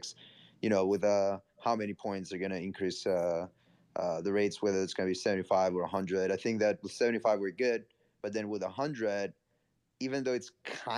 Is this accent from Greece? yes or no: yes; Greece; moved away as an adult; now in New York City, United States; Born and raised in Greece, moved to New York City last year. I've been in and out the US for the past 10 years